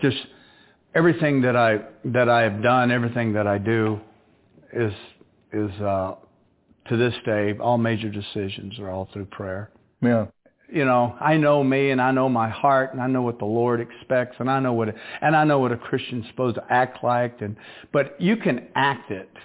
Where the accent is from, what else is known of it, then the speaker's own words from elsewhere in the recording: the South, United States; moved away as an adult; I'm from the South. My way of of being raised is totally different from the big city life. I'm country